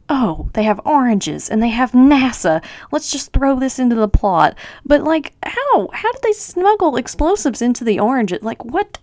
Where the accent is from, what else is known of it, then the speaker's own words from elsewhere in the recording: Tennessee, United States; I'm from Tennessee. We do not have sausage trees here